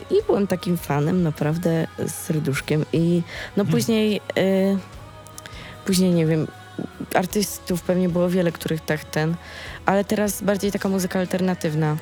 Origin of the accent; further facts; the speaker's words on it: Sieradz, Łódź Voivodeship, Poland; na konkursie ogólnopolskim u nas właśnie, u mnie w Sieradzu